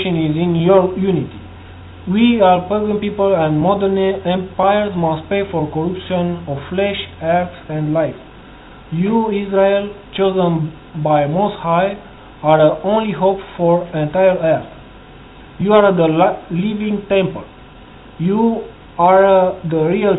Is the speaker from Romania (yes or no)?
yes; Romania; English is a second language; I'm from Romania, country from EU.